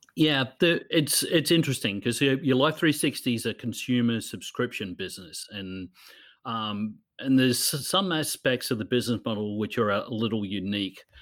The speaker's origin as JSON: {"language": "English", "town": "Newcastle", "region": "New South Wales", "country": "Australia", "tie": "born or raised there", "also_born_or_lived": "Los Angeles / Sydney / New York", "moved": "as an adult", "said": "my hometown in Newcastle in Australia"}